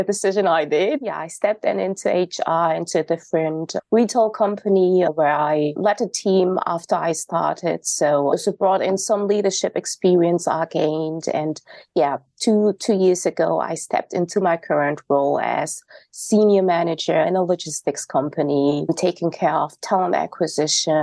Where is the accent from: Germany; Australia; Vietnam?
Germany; North Rhine-Westphalia; I was born and raised in Germany, in North Rhine-Westphalia to be exact